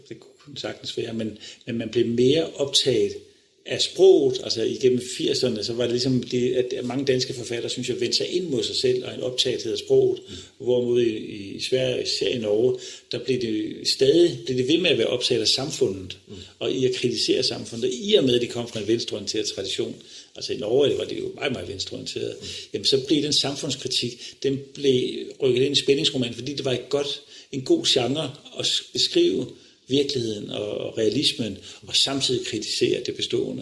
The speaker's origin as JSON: {"language": "Danish", "town": "Odense", "region": "Southern Denmark", "country": "Denmark", "moved": "yes", "said": "jeg kommer fra Odense, og øh, min far var direktør for tekniske skoler i Odense"}